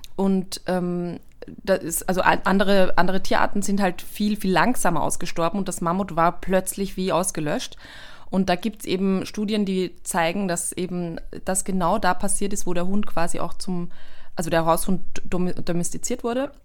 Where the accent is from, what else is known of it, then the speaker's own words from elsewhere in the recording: Austria; bei uns in Österreich